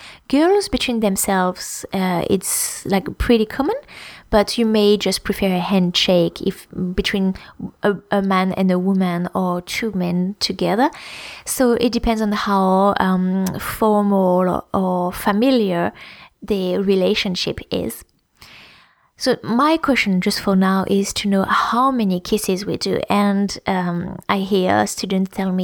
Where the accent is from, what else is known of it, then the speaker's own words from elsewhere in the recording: Champagne region, Grand Est, France; moved away; Where I grew up in the Champagne region